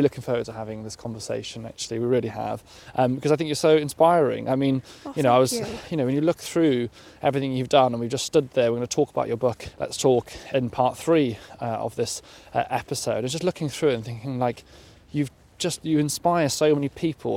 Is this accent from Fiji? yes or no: no; South Wales, United Kingdom; moved away; we are both South Walians. We're proud Welsh peoples.